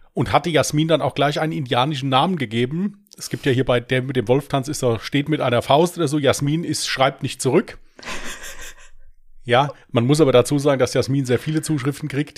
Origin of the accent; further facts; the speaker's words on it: Germany; accent: Westerwälder Platt; ich komme aus dem Westerwald